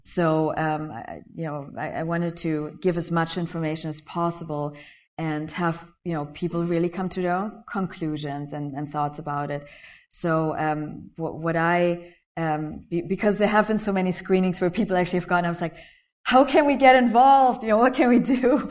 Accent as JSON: {"language": "English", "country": "Germany", "tie": "born or raised there", "also_born_or_lived": "Malaysia", "moved": "yes", "said": "I was born Malaysia. I grew up in Germany"}